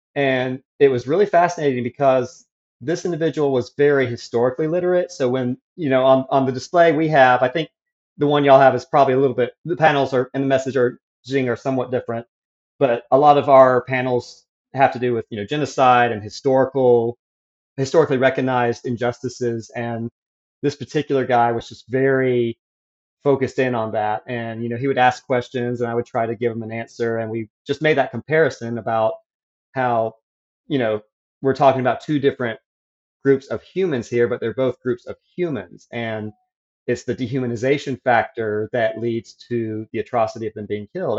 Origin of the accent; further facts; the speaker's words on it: near Atlanta, Georgia, United States; moved away as an adult; also born or lived in South Carolina; I grew up near Atlanta, Georgia, in a Christian homeschool family